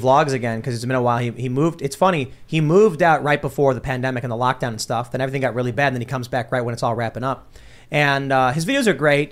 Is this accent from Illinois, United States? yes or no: yes; Chicago, Illinois, United States; I'm from Chicago